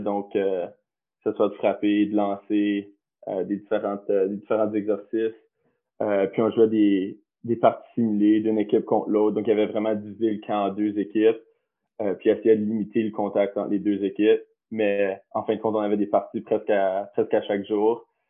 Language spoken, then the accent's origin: French; Canada; moved away as an adult; je venais du Canada